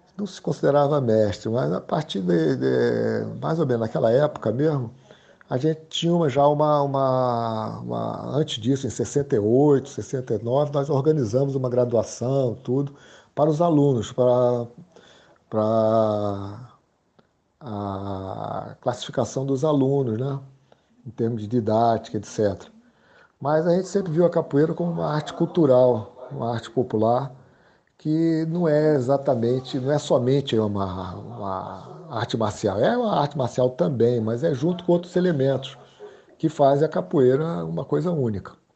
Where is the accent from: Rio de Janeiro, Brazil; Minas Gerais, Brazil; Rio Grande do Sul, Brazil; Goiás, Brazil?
Rio de Janeiro, Brazil; also born or lived in Recife, Pernambuco; nasci em Recife, Pernambuco, em 14 de junho de 1947 e viajei com minha família. Nos mudamos de Recife para o Rio de Janeiro. Eu tinha cinco anos de idade e cresci.